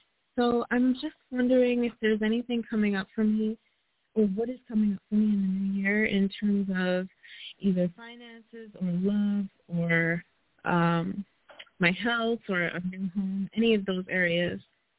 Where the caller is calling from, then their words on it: Puerto Rico; I'm calling from Puerto Rico.